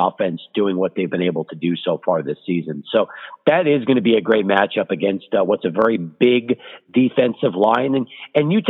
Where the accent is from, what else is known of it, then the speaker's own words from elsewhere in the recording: El Paso, Texas, United States; also born or lived in Brooklyn, New York / Long Island, New York; El Paso's been home for 43 years now. And I moved when I was a kid. We lived actually in Long Island, even though I was born in Brooklyn